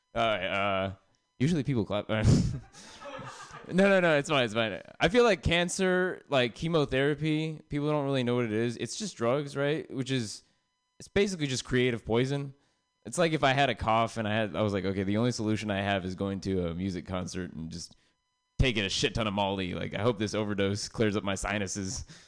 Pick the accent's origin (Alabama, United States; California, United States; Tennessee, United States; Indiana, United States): California, United States; San Jose; now in Oakland, United States; I'm from San Jose, um, which means like growing up, I heard the N word a lot, and then uh, when I moved to Oakland